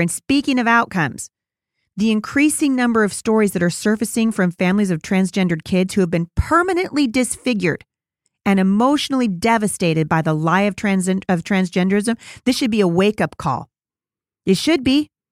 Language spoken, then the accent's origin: English; Portland, Oregon, United States; my hometown, of Portland, Oregon.